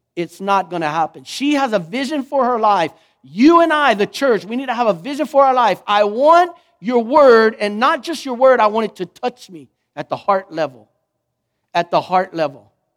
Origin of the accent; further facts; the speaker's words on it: Lockhart, Texas, United States; I'm from Lockhart